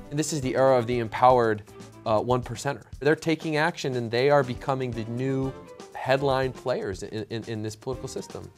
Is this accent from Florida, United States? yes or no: no; Michigan, United States; I'm from Michigan.